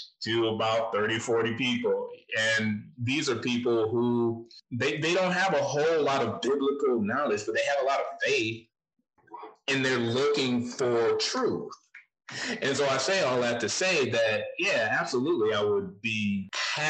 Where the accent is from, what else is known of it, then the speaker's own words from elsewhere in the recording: Flint, Michigan, United States; moved away; I know where I came from. I came from Flint, Michigan. It's not the best place to escape from, but I did it